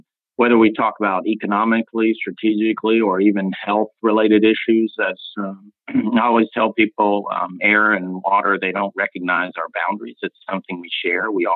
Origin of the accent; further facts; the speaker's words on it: Atlanta, Georgia, United States; I grew up in Atlanta